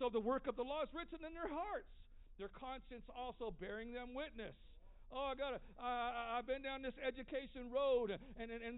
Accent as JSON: {"language": "English", "country": "United States", "said": "I have some Hispanic ancestry, but it doesn't fight me being an American."}